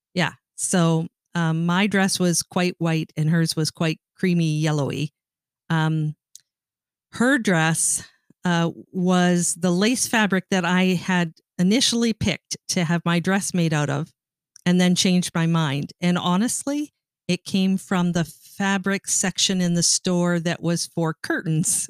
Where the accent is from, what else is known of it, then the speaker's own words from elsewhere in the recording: Ontario, Canada; moved away; I grew up in Canada and I was Canadian